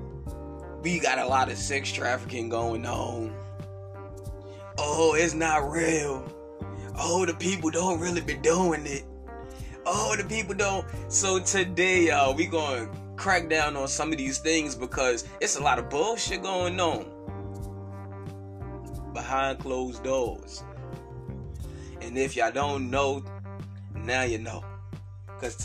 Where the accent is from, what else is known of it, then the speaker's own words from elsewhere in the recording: New York, United States; I'm from New York.